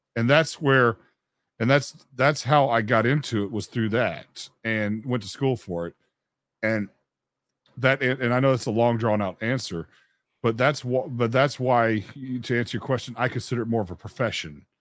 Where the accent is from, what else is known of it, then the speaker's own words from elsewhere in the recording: Memphis, Tennessee, United States; I'm from Memphis, Tennessee